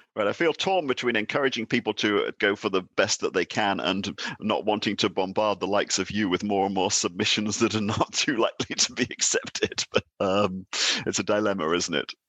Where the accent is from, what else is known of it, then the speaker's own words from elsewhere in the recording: United Kingdom; now in Denmark; I'm British and I'm sitting here in Denmark, heading a Nordic Institute